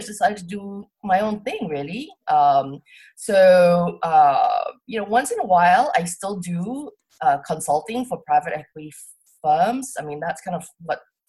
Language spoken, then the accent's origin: English; Singapore; moved away as an adult; also born or lived in Cambridge, United Kingdom / Tokyo, Japan / London, United Kingdom / New York, United States; So I grew up in Singapore. I'm from Singapore. And I lived in Singapore till I was 18